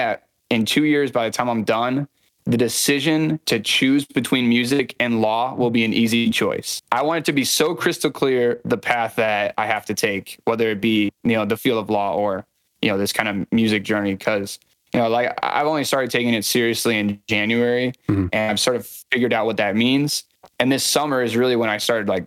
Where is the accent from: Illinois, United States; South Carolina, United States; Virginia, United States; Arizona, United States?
Illinois, United States; Morris; moved away as an adult; also born or lived in Naperville, Illinois; now in Chicago, United States; I'm from a smaller town in Illinois called Morris, but I just moved to Chicago in the last year